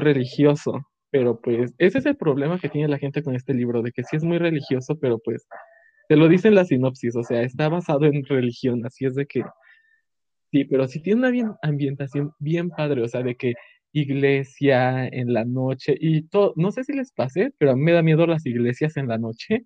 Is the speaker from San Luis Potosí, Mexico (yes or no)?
no; Mexico City, Mexico; de la Ciudad de México